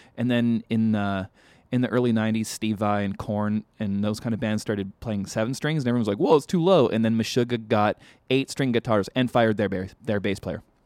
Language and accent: English; Vancouver, British Columbia, Canada; now in Los Angeles, United States; growing up in Vancouver